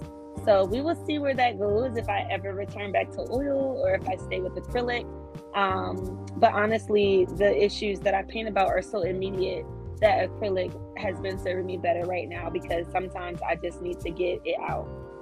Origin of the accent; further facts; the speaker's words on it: Willingboro, New Jersey, United States; moved away as an adult; also born or lived in Atlanta, Georgia / Boston, Massachusetts; I am born and raised in Willingboro, New Jersey. It is a majority Black suburb. I haven't found any place quite like it.